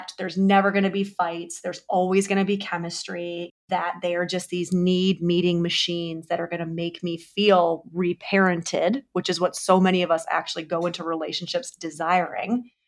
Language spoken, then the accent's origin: English; New York City, New York, United States; It could be I'm a New Yorker and like I make things happen when I say they're going to happen.